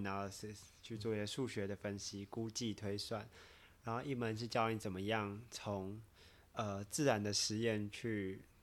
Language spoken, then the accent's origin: Chinese; Taiwan; moved away as an adult; 毕竟我是在台湾长大嘛